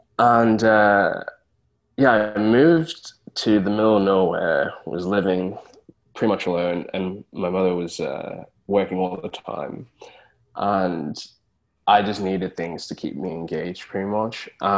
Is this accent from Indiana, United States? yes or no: yes; Brownsburg, Indiana, United States; moved away; So I am American born. I was born in Indianapolis. And I spent a good amount of years there in a town called Brownsburg. And then I had to move away and move around a lot.